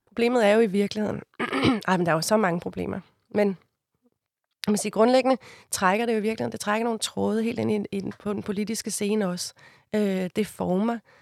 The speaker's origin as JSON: {"language": "Danish", "town": "Copenhagen", "region": "Capital Region of Denmark", "country": "Denmark", "said": "Jeg er fra Amager"}